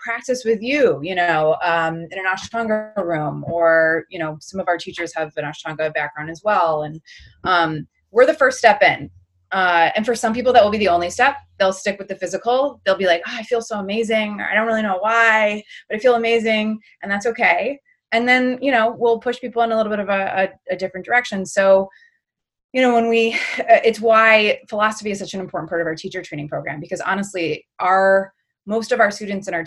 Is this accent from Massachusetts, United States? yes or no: no; Birmingham, Michigan, United States; I grew up in outside of Detroit, in a small town called Birmingham, Michigan